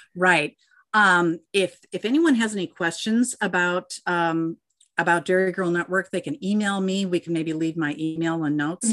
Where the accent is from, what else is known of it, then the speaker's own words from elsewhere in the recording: Minnesota, United States; my home state of Minnesota